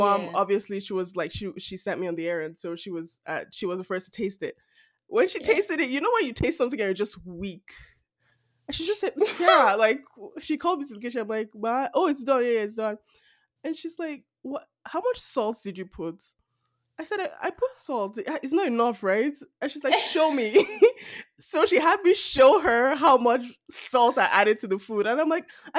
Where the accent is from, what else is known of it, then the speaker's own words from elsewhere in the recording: Nigeria; moved away; growing up in Nigeria